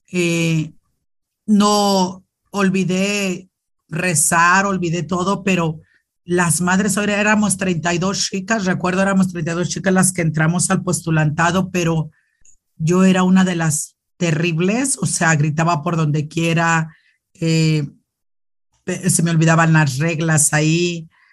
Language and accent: Spanish; Loreto, Zacatecas, Mexico; also born or lived in León, Guanajuato; now in Nuevo Casas Grandes, Mexico; soy de Loreto, Zacatecas, un pueblito muy, muy bonito. Bueno, que puedo decir yo no, porque pues es mi pueblo